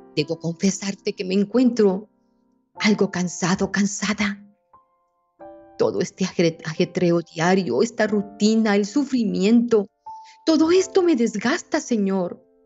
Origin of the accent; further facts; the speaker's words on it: Colombia; aquí en Colombia, y en mi tierra somos sus hijos bobos